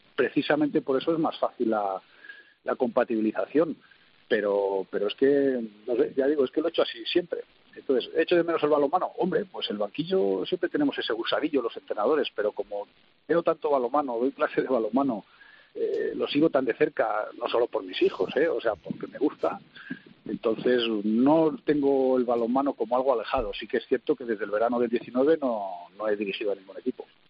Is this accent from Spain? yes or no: yes; Spain; moved away as an adult; now in Kuwait; lo que somos los españoles, que somos muy, prácticos y muy operativos